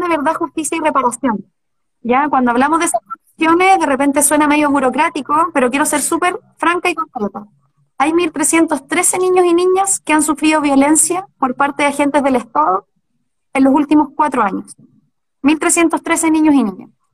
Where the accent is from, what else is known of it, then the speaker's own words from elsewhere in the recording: Chillán, Ñuble, Chile; moved away as an adult; now in Santiago, Chile; yo nací en Chillán, me, me crié con mis abuelos